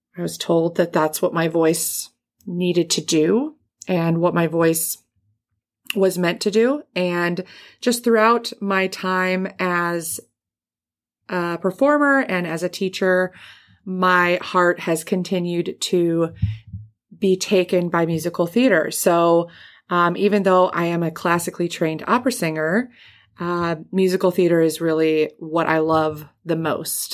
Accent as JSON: {"language": "English", "town": "Grosse Pointe", "region": "Michigan", "country": "United States", "tie": "born or raised there", "also_born_or_lived": "Indiana", "moved": "as an adult", "said": "I grew up in the Detroit area. I grew up in Grosse Pointe"}